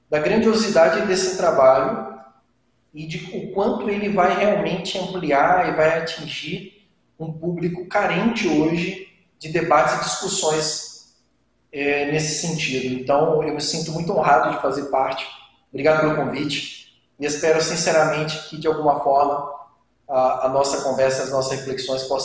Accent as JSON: {"language": "Portuguese", "town": "Brasília", "region": "Federal District", "country": "Brazil", "said": "sou de Brasília."}